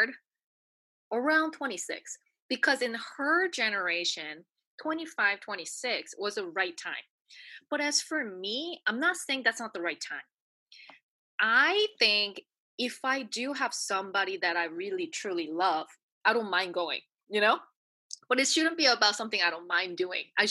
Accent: New Zealand; moved away; also born or lived in United States / South Korea; I was brought up in New Zealand and I lived in the States

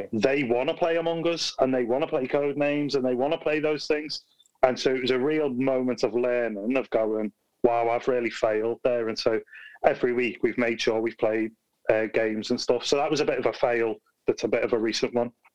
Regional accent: Liverpool, North West England, United Kingdom; now in Birmingham, United Kingdom; I'm originally from Liverpool, not from Birmingham

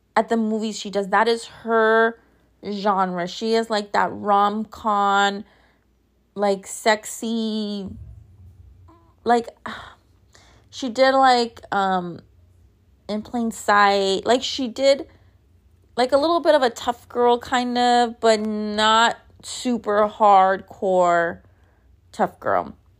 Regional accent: Los Angeles, California, United States; a Mexican-American, Chicana, born and raised in East Los Angeles

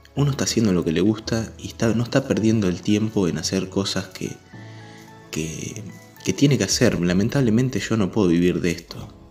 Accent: Chivilcoy, Buenos Aires Province, Argentina; Yo soy argentino, de la ciudad de Chivilcoy

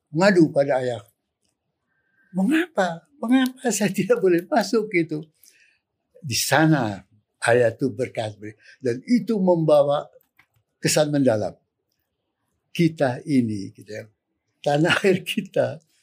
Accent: Minangkabau, West Sumatra, Indonesia; background saya Minang, Minangkabau.

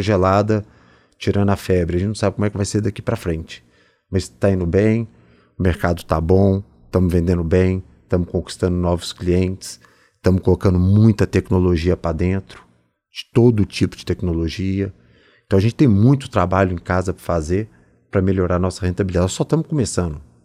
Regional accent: Belo Horizonte, Minas Gerais, Brazil; moved away; Sou mineiro, vim de Belo Horizonte

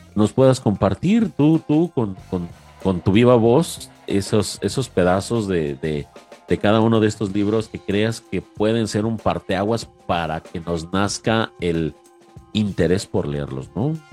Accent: Mexico; aquí a mi tierra mexicana

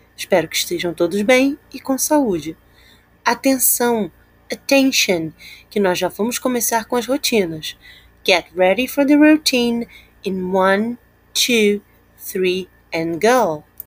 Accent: Rio de Janeiro, Brazil; I'm from Campo Grande, Rio de Janeiro, and I'm a teacher at Augusto Vasconcelos School

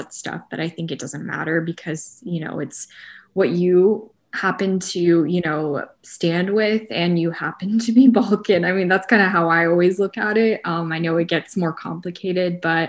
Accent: Atlanta, Georgia, United States; I grew up in Atlanta.

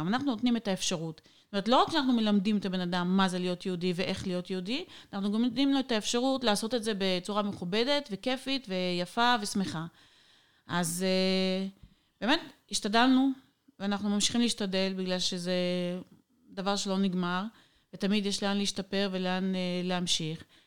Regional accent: Israel; moved away as an adult; now in Odesa, Ukraine; אנחנו נולדנו בארץ, בחממה, משפחה, אני נולדתי במשפחה חבדית

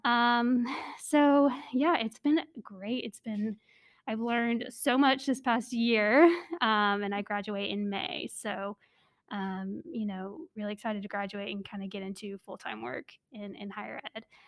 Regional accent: North Carolina, United States; I grew up in North Carolina

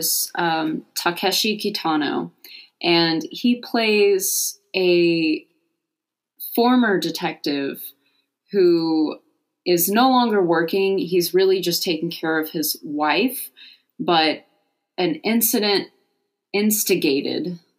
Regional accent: Oklahoma, United States; we're from Oklahoma

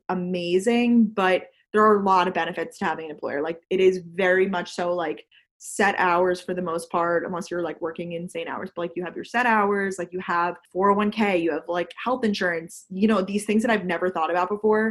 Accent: Long Island, New York, United States; also born or lived in Georgia / Boston; I went to school in Georgia, but I'm from Long Island. And now I live in New York City.

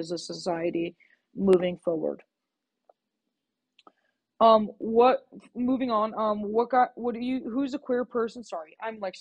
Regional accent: Los Angeles, California, United States; moved away; I'm from Southern California.

